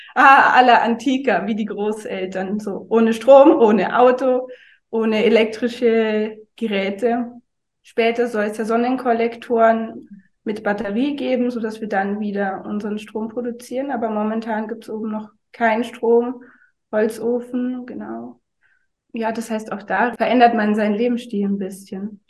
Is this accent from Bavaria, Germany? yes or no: yes; Oberammergau, Bavaria, Germany; moved away; also born or lived in Munich / Dresden / Allgäu; Ich bin im Zugspitzland aufgewachsen, also südlich von München in Oberammergau